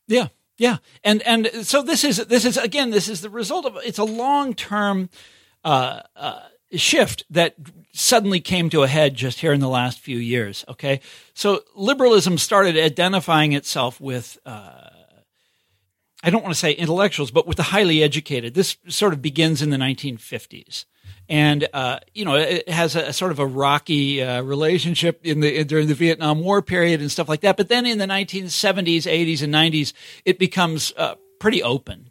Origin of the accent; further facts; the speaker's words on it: Johnson County, Kansas, United States; moved away; I'm from Kansas City originally, but I'm from the suburbs that are, that are in Kansas. Okay. Not Missouri, but in, in Kansas, Johnson County, Kansas